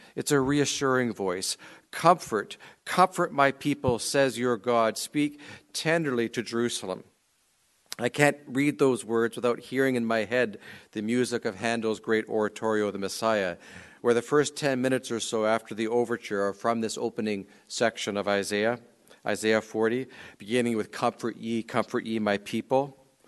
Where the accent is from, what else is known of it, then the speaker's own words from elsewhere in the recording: Canadian Prairies, Canada; I grew up on the Canadian prairies